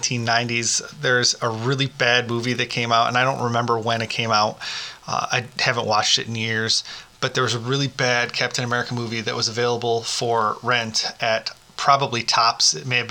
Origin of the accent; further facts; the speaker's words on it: Bronx, New York, United States; Is it only because I'm from Bronx doesn't sound right without it?